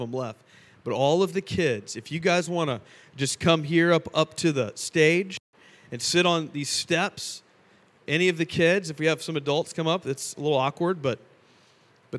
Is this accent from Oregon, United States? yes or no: no; Fort Lauderdale, Florida, United States; moved away as an adult; now in Charlotte, United States; we're both from Fort Lauderdale, both born and raised